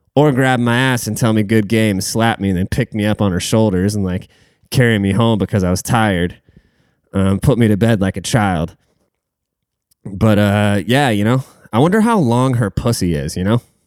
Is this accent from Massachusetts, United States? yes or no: no; Washington, United States; I'm from Washington State